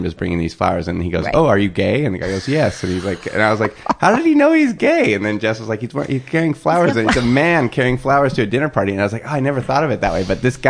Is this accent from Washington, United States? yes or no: yes; Eastern Washington State, United States; In like Eastern Washington State in the desert.